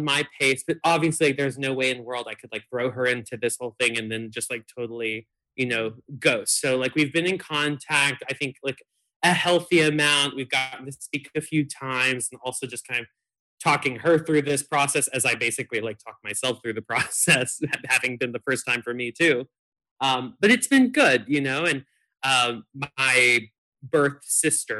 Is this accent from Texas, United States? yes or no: yes; Texas, United States; moved away as an adult; also born or lived in Syracuse, New York; growing up in Texas